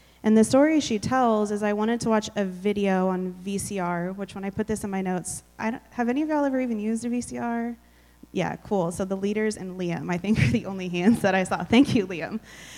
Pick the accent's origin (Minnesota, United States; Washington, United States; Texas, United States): Texas, United States; also born or lived in Oklahoma / Hawaii / Virginia / South Carolina; I was born in Oklahoma, went Oklahoma, Texas, Hawaii, Texas, Virginia, Texas, South Carolina. My parents moved to Germany and then back to Texas. So I call myself a Texan.